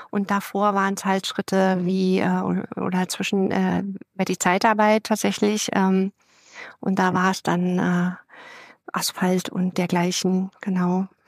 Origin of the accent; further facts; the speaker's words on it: Berlin, Germany; moved away as an adult; now in Brandenburg, Germany; Ich bin Berlin, äh, Berlinerin, tatsächlich geboren im Prenzlauer Berg, verwurzelt in Berlin, ähm, wohne zwar aktuell in Brandenburg, ähm, einzig und allein wegen der Kinder